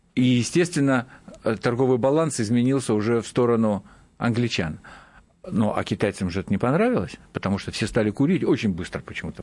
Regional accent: Kamchatka Krai, Russia; я с Камчатки

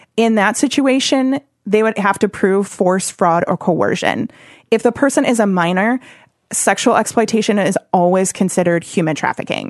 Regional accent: Oshkosh, Wisconsin, United States; also born or lived in Springfield, Missouri / Las Vegas; I'm from Wisconsin, and I grew up in Oshkosh

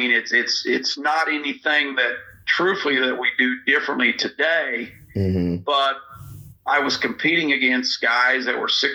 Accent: Northwest Missouri, United States; I was brought up in Northwest Missouri

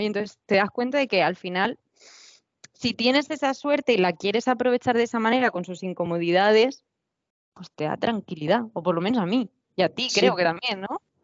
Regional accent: Spain; moved away; also born or lived in Canada; voy a hacer primero un viaje por España en bicicleta, pues porque es mi cultura

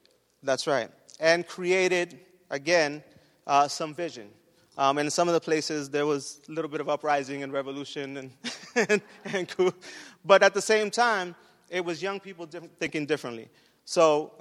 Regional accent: New York City, New York, United States; I grew up in East Harlem

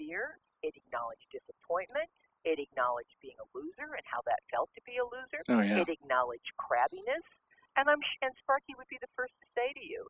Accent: Southern California, United States; I grew up in Southern California.

